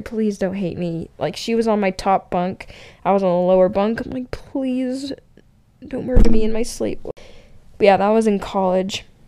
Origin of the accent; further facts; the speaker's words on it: Wellsville, Utah, United States; also born or lived in Layton, Utah; I was from Utah.